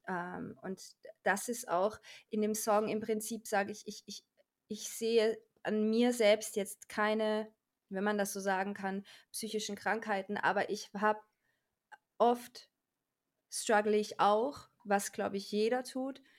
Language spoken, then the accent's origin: German; Austria; moved away as an adult; also born or lived in Salzburg; now in Cologne, Germany; Ich komme ursprünglich aus Österreich